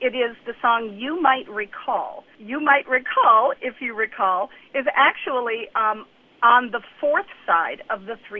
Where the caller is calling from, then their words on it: Oak Park, Illinois, United States; I'm calling from Oak Park, Illinois.